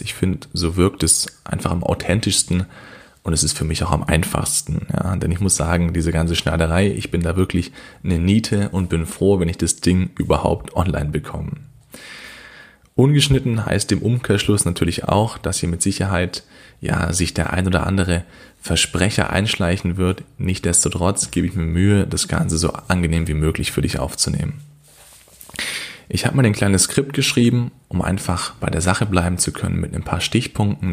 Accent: Kornwestheim, Baden-Württemberg, Germany; ich komme aus Kornwestheim

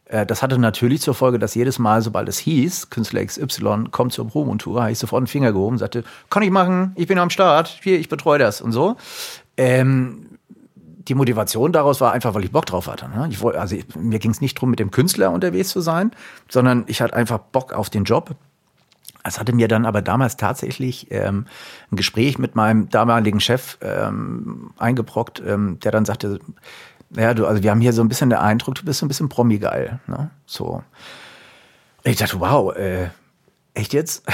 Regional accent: Frankfurt area, Taunus, Hesse, Germany; moved away as an adult; wieder zurück in meine alte Heimat zu gehen. Gründe dafür waren eher privater Natur. Alte Heimat heißt im Frankfurter Raum, im Taunus

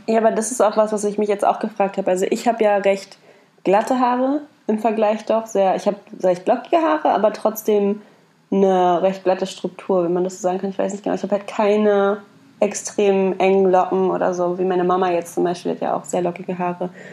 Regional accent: Berlin, Germany; Dann sage ich ja halt nur aus Berlin

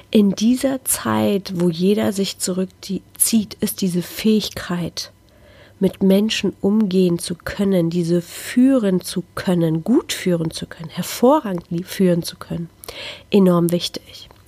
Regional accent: Szczecin, West Pomeranian Voivodeship, Poland; oder sogar einer kleinen armen Stadt in Polen wie Stettin, wo ich herkomme, ist jeder in sein Handy vertieft

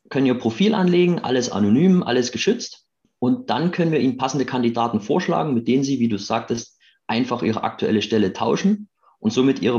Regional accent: Chemnitz, Saxony, Germany; Ähm, ich bin Chemnitzer aus der ähm, Arbeiterstadt im schönen Sachsen.

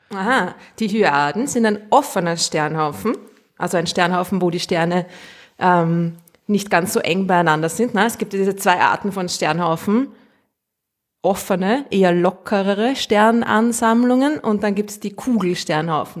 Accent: Austria; accent: Austrian; ich ich rede zu Österreichisch

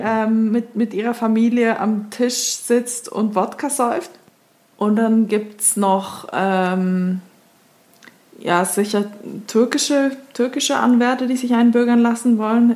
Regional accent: Switzerland; moved away; als Schweizerin, die jetzt seit einem Jahr nicht mehr in der Schweiz war

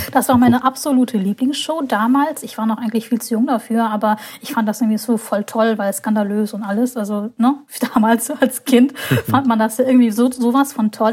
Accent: Hamburg, Germany; in Hamburg, meine Heimatstadt

